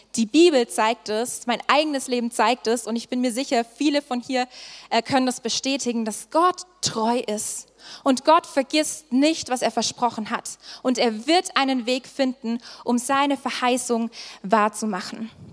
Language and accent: German; Swabia, Germany; moved away; Ich komme ursprünglich aus dem Schwabeländle